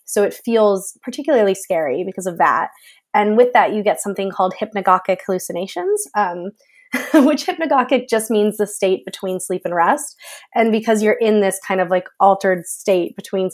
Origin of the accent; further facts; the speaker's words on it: United States; moved away as an adult; also born or lived in Florida; now in United Kingdom; I live in the UK now, but I am American.